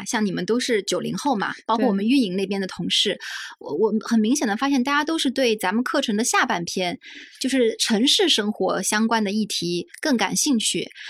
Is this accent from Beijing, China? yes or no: no; Zhejiang, China; moved away; 因为我是成长在浙江的一个县城嘛，